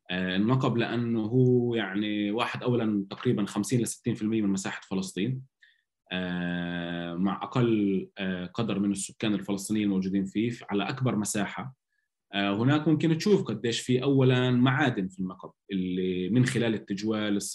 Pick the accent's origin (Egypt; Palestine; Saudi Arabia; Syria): Palestine; يعني احنا دائما بنقول عن حالنا انه احنا شعب فلسطيني وبنتطوع وبنحب نتطوع